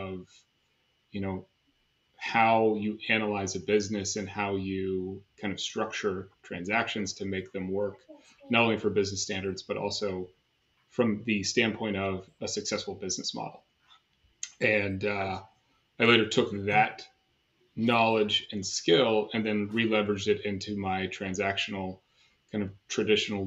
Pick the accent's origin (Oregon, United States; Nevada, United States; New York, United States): Nevada, United States; Reno; moved away as an adult; also born or lived in Ohio / Santa Barbara, California / Los Angeles, California / Southern California; now in Mission Viejo, United States; I grew up in Reno, Nevada. I was born in Ohio before that and kind of bounced around